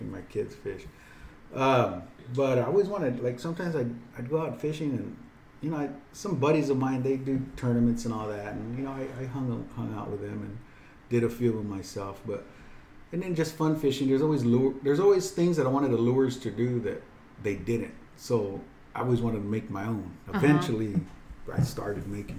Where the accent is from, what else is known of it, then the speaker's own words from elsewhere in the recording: the Valley, California, United States; also born or lived in Texas; I grew up here in the Valley